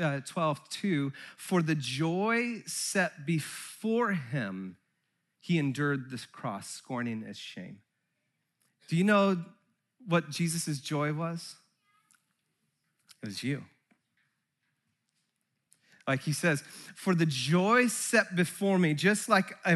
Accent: Santa Cruz, California, United States; I grew up in Santa Cruz

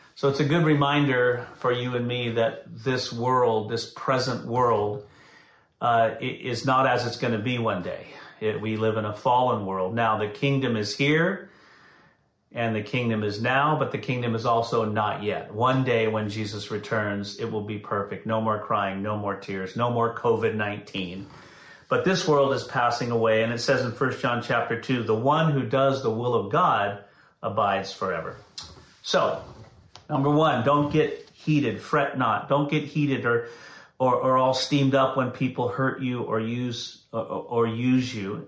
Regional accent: Santa Clara, California, United States; I grew up in Santa Clara

